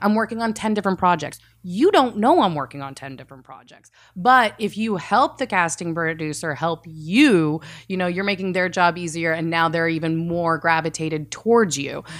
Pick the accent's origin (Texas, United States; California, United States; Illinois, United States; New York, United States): Texas, United States; the South; also born or lived in Saudi Arabia / Georgia / Indiana; I mostly grew up in the South